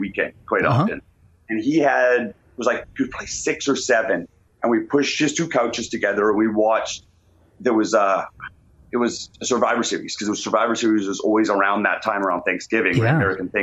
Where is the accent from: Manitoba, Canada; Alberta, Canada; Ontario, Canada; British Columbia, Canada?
Alberta, Canada; Calgary; Originally, yeah, born and raised in Calgary, Alberta